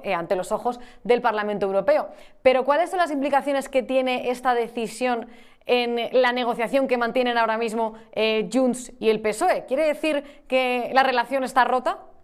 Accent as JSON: {"language": "Spanish", "town": "Madrid", "region": "Community of Madrid", "country": "Spain", "said": "yo personalmente también me siento más española que madrileña"}